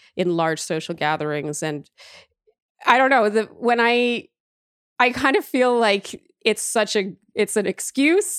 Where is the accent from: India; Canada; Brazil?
Canada; also born or lived in Germany; now in New York, United States; I am so Canadian